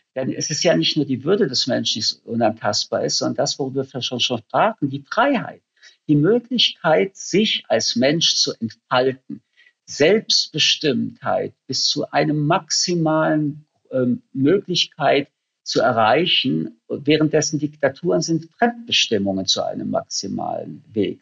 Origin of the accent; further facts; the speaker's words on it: Germany; für mich als Deutscher